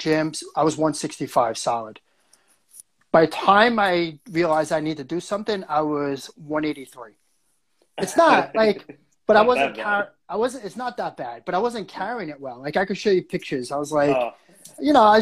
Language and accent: English; New York City, New York, United States; moved away as an adult; also born or lived in New Jersey / Bay Ridge, Brooklyn; now in Toronto, Canada; Born and raised in Brooklyn. I was born in Flatbush, Brooklyn